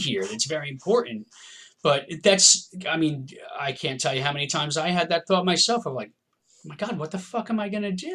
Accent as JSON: {"language": "English", "region": "New Jersey", "country": "United States", "said": "I'm a musician from New Jersey in the United States"}